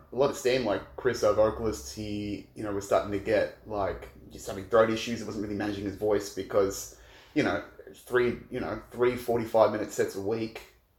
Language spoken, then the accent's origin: English; Australia; I'm from Rogal, southeast suburbs.